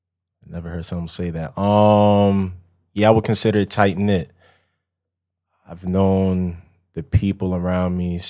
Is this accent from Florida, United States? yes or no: no; Long Island, New York, United States; also born or lived in Connecticut / North Carolina / Texas; I was born in New York and then moved around different spots in New York and then moved to Connecticut, then moved to North Carolina, then Texas. So by the time I got back to Long Island, where I'm from